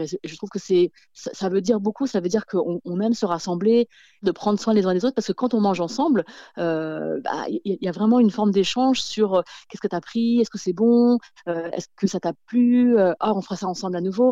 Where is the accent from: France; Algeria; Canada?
France; quand j'étais petite, j'ai grandi en France